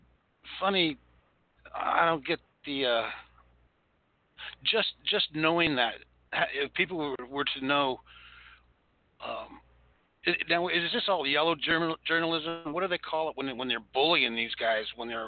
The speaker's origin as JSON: {"language": "English", "region": "California", "country": "United States", "said": "I'm from California."}